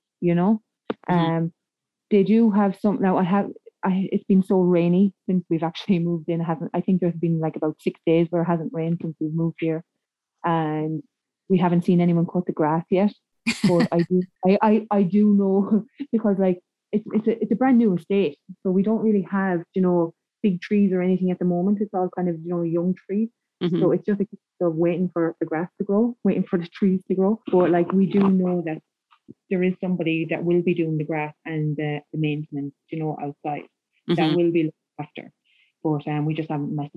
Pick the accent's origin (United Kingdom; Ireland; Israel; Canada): Ireland; Limerick, Munster; moved away; also born or lived in Carlow; I'm originally from Limerick